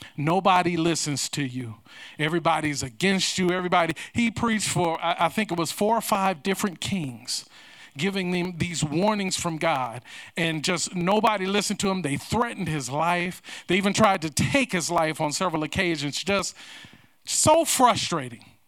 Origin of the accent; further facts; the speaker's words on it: United States; I am proud to be an American